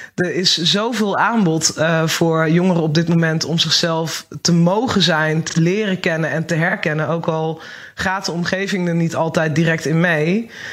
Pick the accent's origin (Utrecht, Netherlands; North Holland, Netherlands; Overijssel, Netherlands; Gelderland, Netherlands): Gelderland, Netherlands; Achterhoek; Ik kom uit de Achterhoek